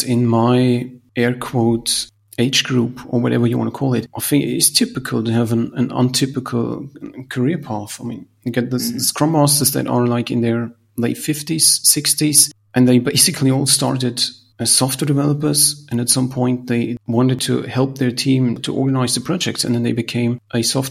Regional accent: Salzburg, Austria; I come from Salzburg

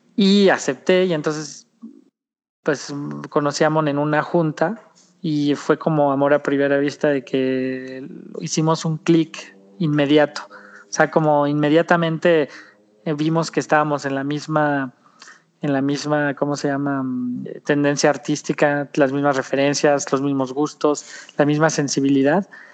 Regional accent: Mexico; como decimos en México

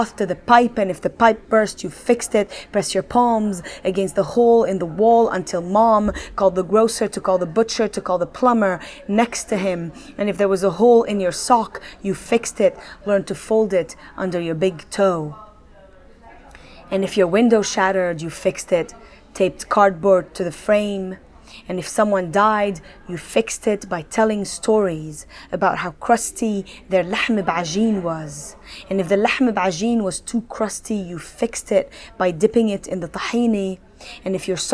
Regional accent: Tripoli, North Governorate, Lebanon; now in Dubai, United Arab Emirates; this poem is rather inspired by my hometown, Tripoli, Lebanon

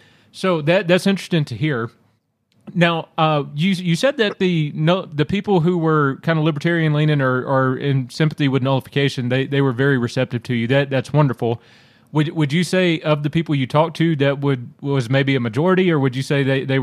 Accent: the South, United States; Now, I will say, growing up in the South at the time period in which I did, I'm thankful

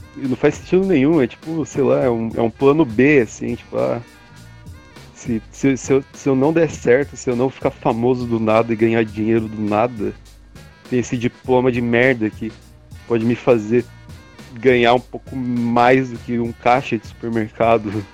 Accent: Brazil; sendo brasileiro

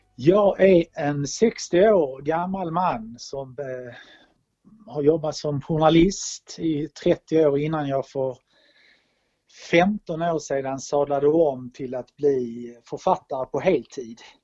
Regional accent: Malmö, Skåne, Sweden; also born or lived in New Delhi, India / Stockholm / Copenhagen; now in Rörum, Sweden; den minsta stad jag bott i är Malmö där jag är född.

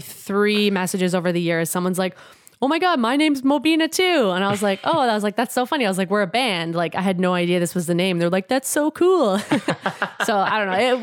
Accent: Edmonton, Alberta, Canada; moved away as an adult; now in Winnipeg, Canada; I grew up in Edmonton, but I did live in Winnipeg for a couple years when I was in grade two and three

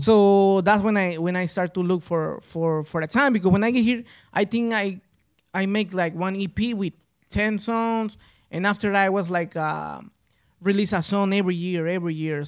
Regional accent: Mexico City, Mexico; now in Kent, United States; I'm from Mexico

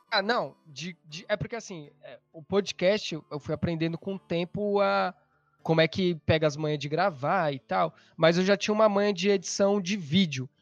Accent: São Paulo, Brazil; sou de São Paulo

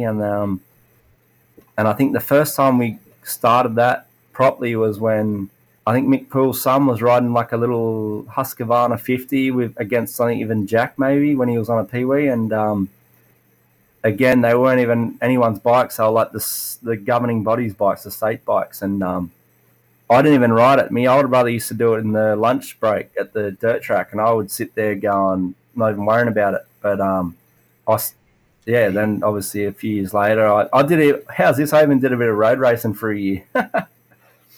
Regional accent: Appin, New South Wales, Australia; And I live in a place called Appin, which is pretty well unknown to anywhere in Australia. I always say I'm from Sydney, but I'm like an hour and a half south of Sydney.

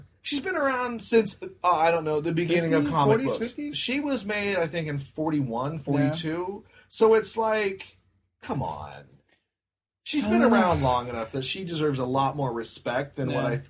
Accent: United States; I'm American.

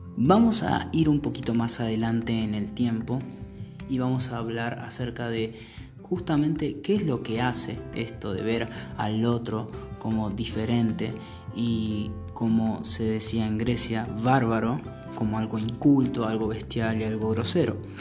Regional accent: Argentina; soy argentino

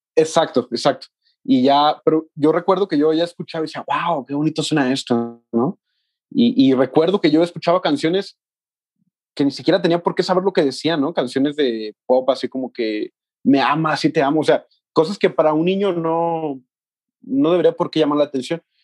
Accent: Mexticacán, Jalisco, Mexico; moved away as an adult; also born or lived in Guadalajara; yo soy de un pueblo que se llama Mexticacán

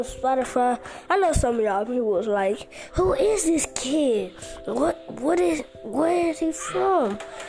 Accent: Houston, Texas, United States; Like, I'm from Houston, Texas.

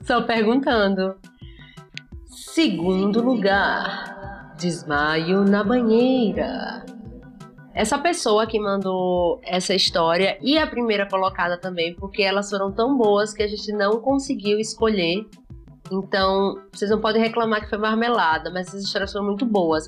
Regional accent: Sergipe, Brazil; eu sou sergipana

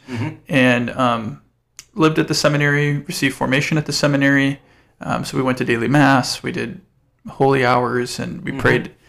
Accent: Diocese of Gary, Indiana, United States; was born and raised Catholic. I'm a cradle Catholic, both of my parents. Mm-hmm. I'm a region rat, so I grew up in the Diocese of Gary.

